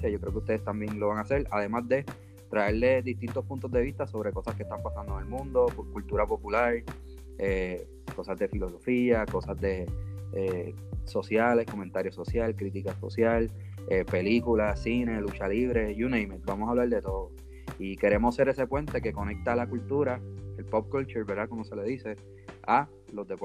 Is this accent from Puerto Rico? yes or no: yes; Bayamón, Puerto Rico; born or raised there